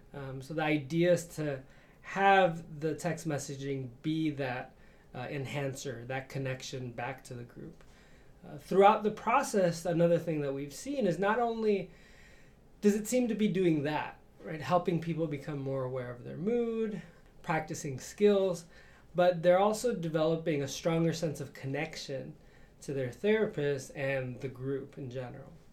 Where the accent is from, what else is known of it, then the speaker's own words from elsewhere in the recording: Chicago, Illinois, United States; moved away as an adult; I grew up in Chicago